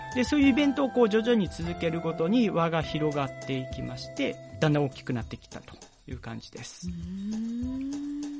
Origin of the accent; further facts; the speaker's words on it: Ehime, Japan; moved away; also born or lived in Osaka; 愛媛出身だから、愛媛も盛り上げたいなと思って